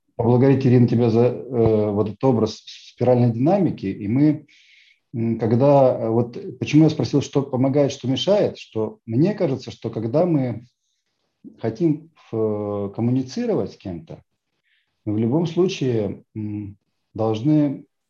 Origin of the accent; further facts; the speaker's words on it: Tallinn, Harju County, Estonia; я из Эстонии, я из Сталина